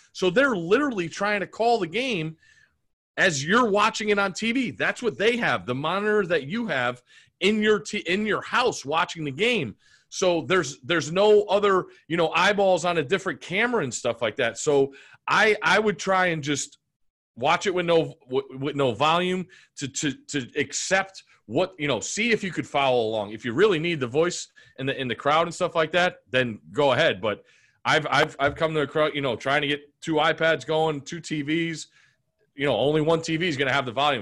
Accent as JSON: {"language": "English", "region": "Connecticut", "country": "United States", "tie": "born or raised there", "moved": "yes", "said": "growing up in Connecticut"}